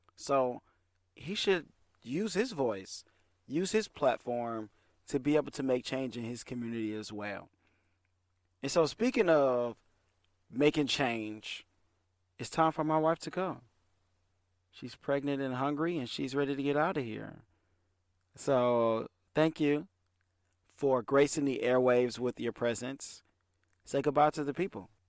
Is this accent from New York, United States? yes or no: no; Detroit, Michigan, United States; I'm from Detroit, I rep Detroit